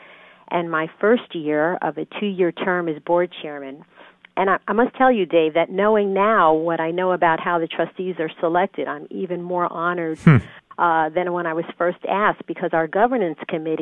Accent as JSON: {"language": "English", "town": "Brentwood", "region": "New York", "country": "United States", "tie": "born or raised there", "accent": "New York", "moved": "as an adult", "lives_now": "Dallas, United States", "said": "I was born and raised in a small town on Long Island in Brentwood, New York"}